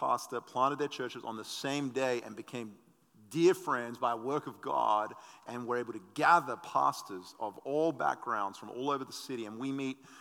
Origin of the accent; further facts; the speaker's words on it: Adelaide, South Australia, Australia; I'm from the Frozen Chosen Dutch Reformed in Adelaide, Australia